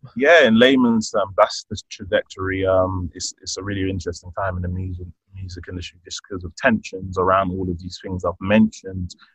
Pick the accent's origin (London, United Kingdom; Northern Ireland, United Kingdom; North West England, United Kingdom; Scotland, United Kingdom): London, United Kingdom; I'm born and raised in London, the UK. I'm of Nigerian heritage